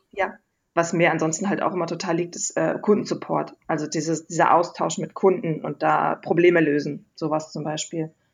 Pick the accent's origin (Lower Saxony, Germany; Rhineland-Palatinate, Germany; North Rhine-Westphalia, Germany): North Rhine-Westphalia, Germany; Wesel; ich komme vom Niederrhein aus Wesel